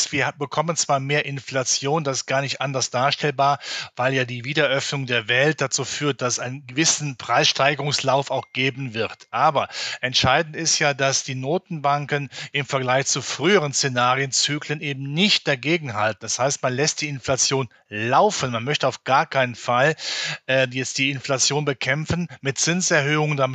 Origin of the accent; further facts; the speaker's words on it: North Rhine-Westphalia, Germany; ich komme ja aus dem Rheinland in der Nähe von Köln